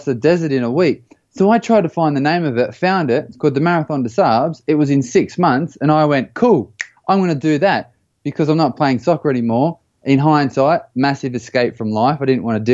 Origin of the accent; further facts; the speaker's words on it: Australia; moved away; also born or lived in United States / Belgium / United Kingdom; I grew up in Australia, and you can probably tell by the little twang of the accent.